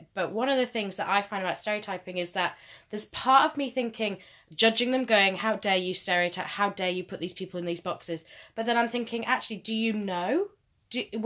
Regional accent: United Kingdom; I'm a British white woman

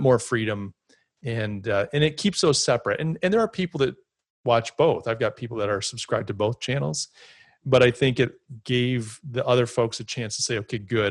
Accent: United States; Me being an American

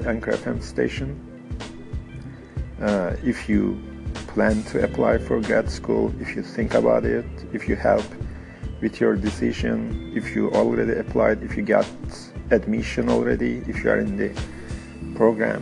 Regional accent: Istanbul, Turkey; English is a second language; moved away as an adult; now in United States; I am originally from Istanbul, Turkey.

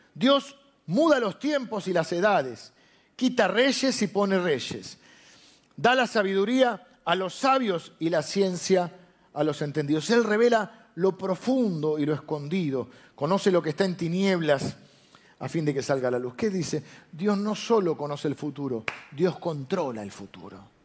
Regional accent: Argentina; yo soy argentino

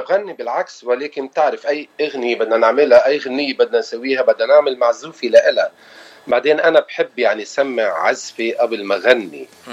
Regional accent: Beirut, Beirut Governorate, Lebanon; moved away as an adult; now in Los Angeles, United States; انا لبناني ابن بيروت وصار لي 25 سنه بالاغتراب بلوس انجلوس

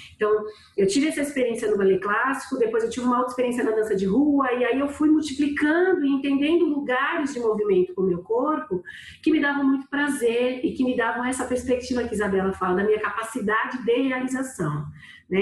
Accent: São Paulo, Brazil; moved away as an adult; now in Recife, Brazil; Eu sou natural de São Paulo

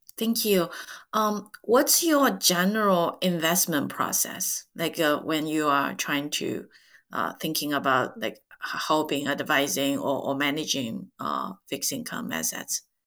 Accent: China; English is a second language; majority of Chinese after 1976, myself included, uh, you know, study English uh, starting fifth grade

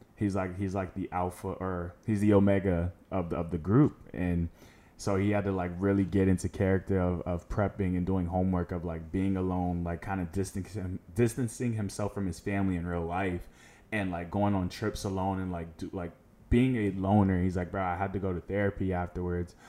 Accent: Orlando, Florida, United States; also born or lived in Tallahassee, Florida; I was born in Tallahassee, moved to Orlando when I was, like, seven years old, and I have been here ever since

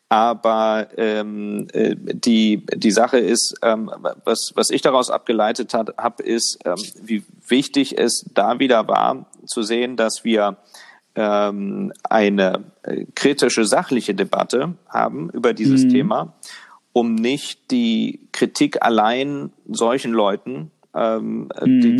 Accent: Lower Saxony, Germany; demnächst auch äh, mit Sicherheit in meinem Heimatbundesland und Ihrem Heimatbundesland in Niedersachsen unterwegs

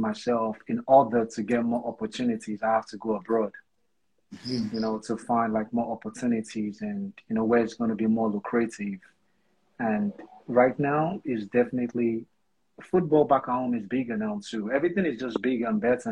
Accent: Lagos, Nigeria; now in United States; I was born and raised in Lagos

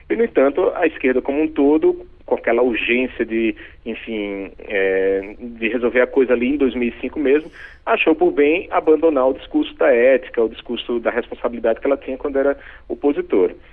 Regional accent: Northeast Region, Brazil; accent: nordestino; moved away; morando no Nordeste. Então, você vê que meu sotaque é

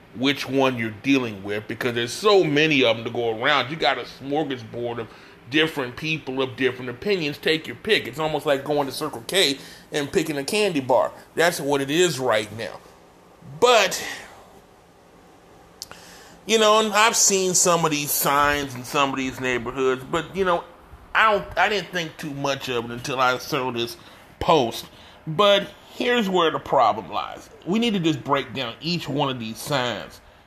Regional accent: Texas, United States; my home state of Texas

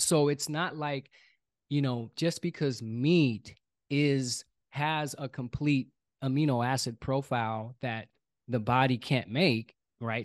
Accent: Oakland, California, United States; I was born and raised in Oakland, California.

